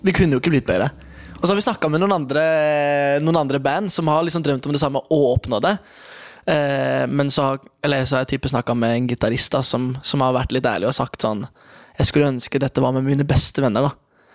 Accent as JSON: {"language": "Norwegian", "region": "Oslo", "country": "Norway", "tie": "born or raised there", "also_born_or_lived": "Kristiansand", "moved": "yes", "said": "jeg vokste opp i Oslo"}